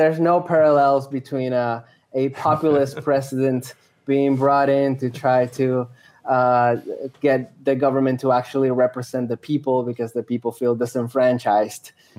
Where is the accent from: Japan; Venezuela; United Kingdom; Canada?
Venezuela; Andes; moved away; my entire childhood, I grew up in Venezuela, in the Andes, in the mountains, and also in the area where they have a lot of oil.